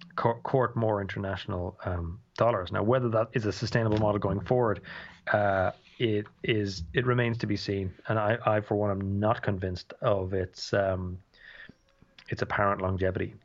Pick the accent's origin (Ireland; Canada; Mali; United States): Ireland; Dublin, Leinster; I'm from Dublin